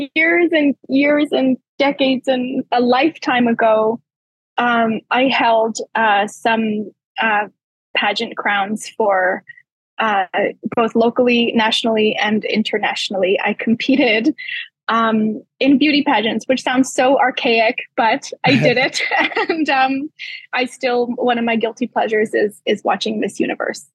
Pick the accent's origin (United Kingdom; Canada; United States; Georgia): Canada; Calgary, Alberta; I was born in St. Albert, but don't tell anybody. I moved to Calgary when I was two months old